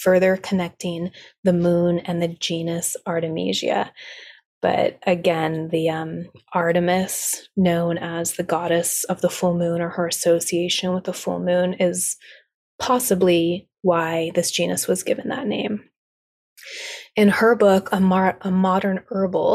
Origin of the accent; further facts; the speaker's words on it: South Lake Tahoe, California, United States; now in Sierra foothills, United States; my hometown of South Lake Tahoe